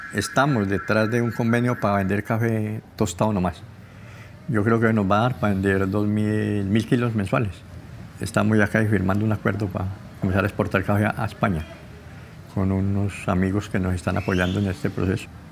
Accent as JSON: {"language": "Spanish", "town": "Buenos Aires", "region": "Valle del Cauca", "country": "Colombia", "tie": "born or raised there", "said": "Nací en Buenos Aires, Valle del Cauca"}